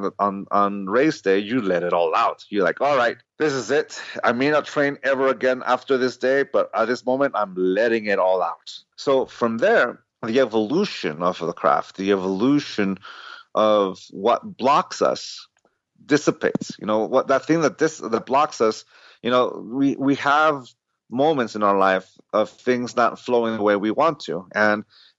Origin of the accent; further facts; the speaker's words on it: San Diego, California, United States; I grew up in San Diego, so I grew up in 1984 when his rookie season, I was 9 years old